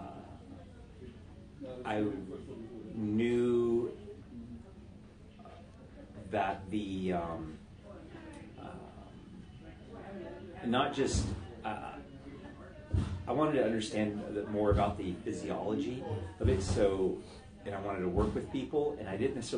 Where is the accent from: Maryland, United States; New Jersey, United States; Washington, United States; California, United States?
California, United States; Southern; moved away; also born or lived in Pacific Northwest / Idaho; I'm from Southern California